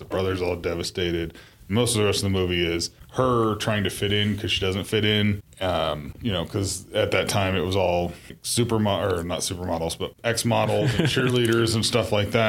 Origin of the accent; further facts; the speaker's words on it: Iowa, United States; now in Colorado, United States; I grew up in Iowa